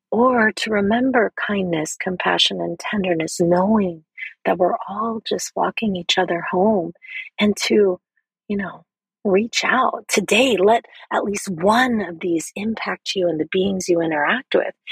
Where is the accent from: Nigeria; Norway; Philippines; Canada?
Philippines; as a Filipina woman raised as a strict Catholic in a poor and violent neighborhood